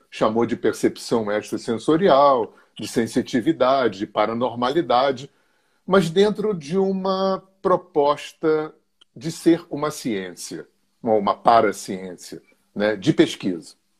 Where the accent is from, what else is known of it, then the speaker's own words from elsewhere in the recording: Rio de Janeiro, Brazil; eu sou carioca, tenho 65 anos, moro há 40 anos no interior do estado do Rio